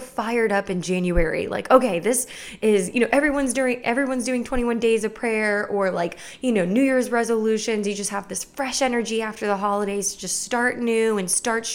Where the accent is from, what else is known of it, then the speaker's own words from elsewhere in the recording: Clermont, Florida, United States; Lakeside Church in my hometown in Claremont, Florida